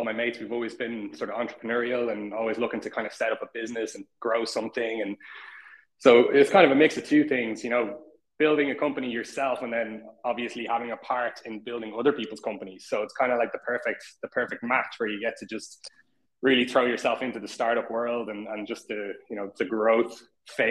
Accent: Dublin, Leinster, Ireland; I'm from Dublin

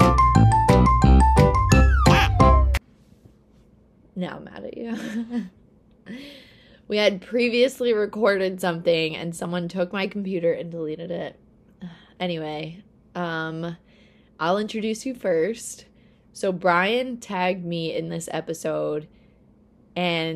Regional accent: Peekskill, New York, United States; now in Long Island, United States; I am from Peekskill, New York, is where I was raised

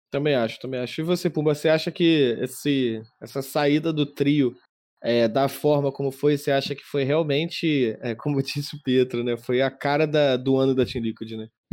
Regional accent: Brazil; eu sou, sou brasileiro

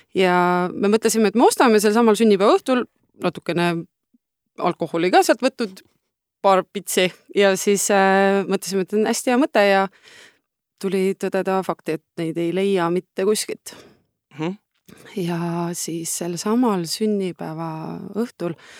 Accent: Estonia; me oleme Noorutsist pärit, lehmade lammaste vahelt sealt

